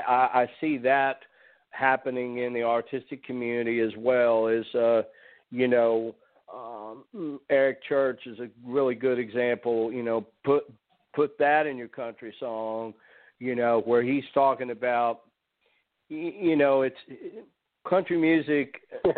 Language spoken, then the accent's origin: English; Nashville, Tennessee, United States; my hometown of Nashville